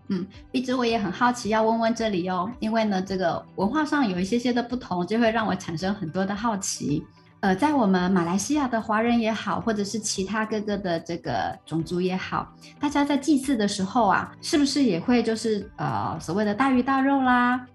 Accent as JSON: {"language": "Chinese", "country": "Taiwan", "moved": "yes", "lives_now": "Malaysia", "said": "那我来自于台湾， 台湾确实也是以清明节为主嗯。但是呢， 呃， 像我是，我是客家人嘛， 那我们的比较特别是过完元宵节之后，一直到清明节的这个时间， 只要我们的家族自己选好日子， 那么我们就会把这种所谓的扫墓 就会提前"}